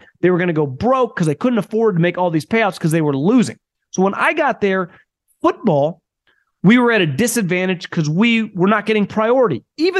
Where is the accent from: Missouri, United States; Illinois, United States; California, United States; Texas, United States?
California, United States; Sacramento; I'm from the Sacramento area in Northern California